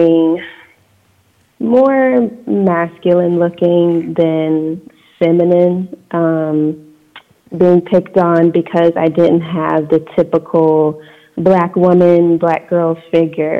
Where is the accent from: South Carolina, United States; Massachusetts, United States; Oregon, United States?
South Carolina, United States; moved away as an adult; I was born and raised in South Carolina, so in the Bible Belt